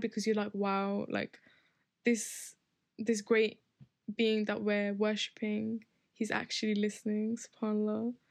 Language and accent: English; Bradford, Yorkshire and the Humber, United Kingdom; in my hometown, um, in Bradford, we don't we don't always have the opportunity to go to the masjid as women